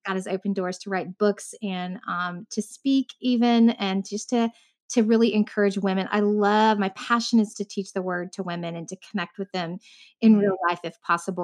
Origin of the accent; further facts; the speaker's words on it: Southern Indiana, United States; now in Central Florida, United States; I grew up in the Midwest though. I grew up in Indiana, Southern Indiana.